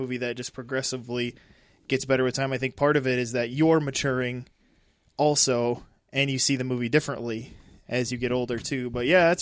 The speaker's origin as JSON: {"language": "English", "region": "South Dakota", "country": "United States", "said": "we're from South Dakota"}